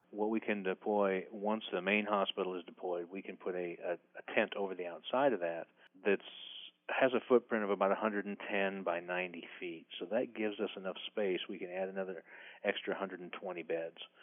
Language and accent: English; Midwest, United States; I grew up in the Midwest